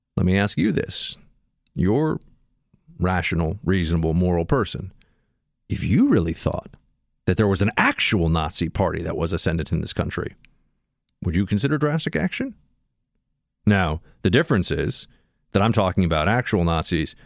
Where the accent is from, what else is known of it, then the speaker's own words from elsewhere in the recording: New York City, New York, United States; somebody growing up in New York City